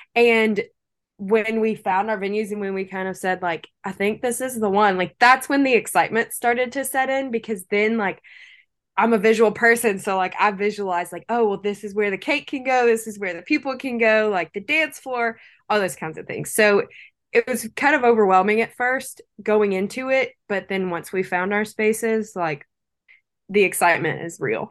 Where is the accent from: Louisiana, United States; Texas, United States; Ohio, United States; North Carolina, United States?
Louisiana, United States; Lake Charles; I was not born in Lake Charles, but I was raised here from a very young age